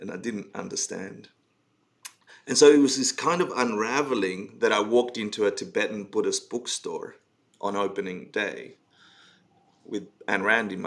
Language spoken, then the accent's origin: English; Argentina; moved away; I came out of Argentina. I was born in Argentina and, you know, grew up in the Spanish culture and very Catholic family and the rest